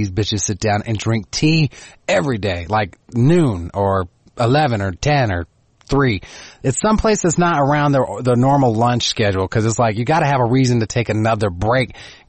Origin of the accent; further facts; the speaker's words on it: Texas, United States; accent: Texan; southern drawl; I get more Texan with alcohol.